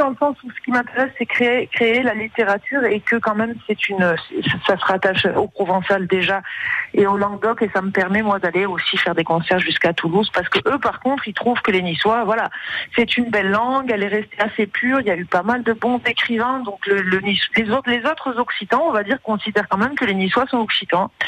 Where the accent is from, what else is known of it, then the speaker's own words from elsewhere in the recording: Morocco; born there; moi, je suis née au Maroc